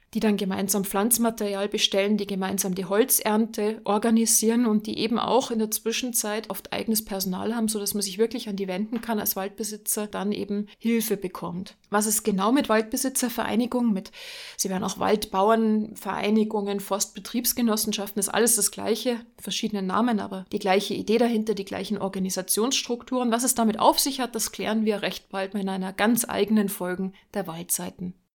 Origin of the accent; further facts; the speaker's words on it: Germany; Bei uns in Deutschland